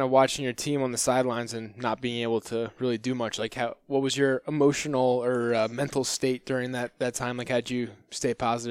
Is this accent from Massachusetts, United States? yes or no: no; New Jersey, United States; Because I'm from Jersey